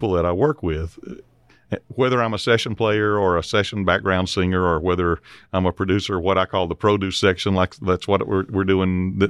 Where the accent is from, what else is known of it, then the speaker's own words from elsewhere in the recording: Mississippi, United States; I had to go across the state line to get to a doctor's office from my hometown in Mississippi.